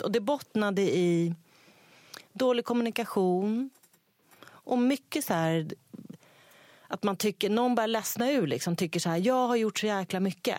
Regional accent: Sweden; jag är svensk ändå.

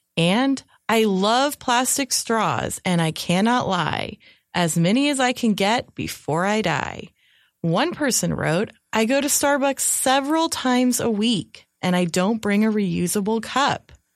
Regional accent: California, United States; moved away; I'm originally from California

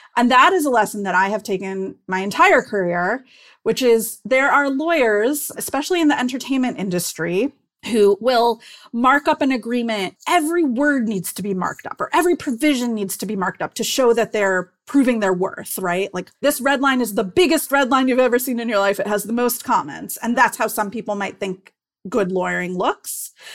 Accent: Cleveland, Ohio, United States; moved away as an adult; I grew up in Cleveland, Ohio

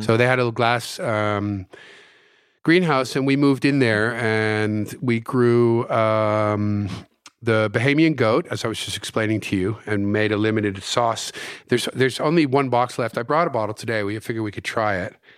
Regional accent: New Jersey, United States; moved away as an adult; also born or lived in Houston, Texas / San Francisco; my parents moved to the States when I was four years old, and I grew up in New Jersey.

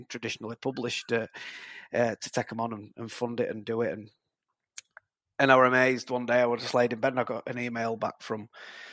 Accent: Huddersfield, Yorkshire and the Humber, United Kingdom; I'm from Huddersfield. I live in Huddersfield now

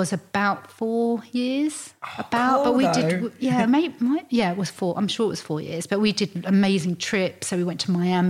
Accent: Hertfordshire, East of England, United Kingdom; I grew up in Hertfordshire, it's like half an hour into London, so it's really easy.

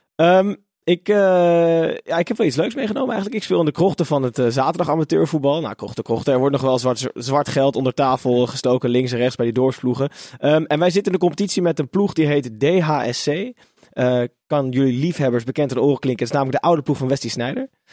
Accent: Netherlands; als Nederlander

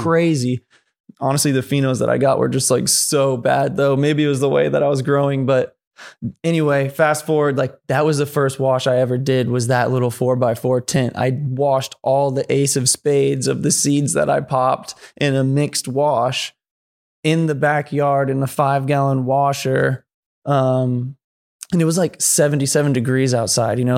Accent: San Antonio, Texas, United States; moved away as an adult; also born or lived in Chicago, Illinois; now in San Francisco Bay Area, United States; I moved to the Bay from San Antonio, Texas. I was born in Chicago. I lived there till I was eight

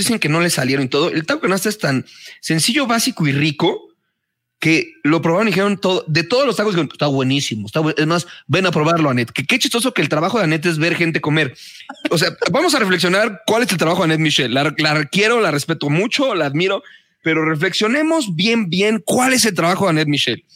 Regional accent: Mexico City, Mexico; Soy ese chilango

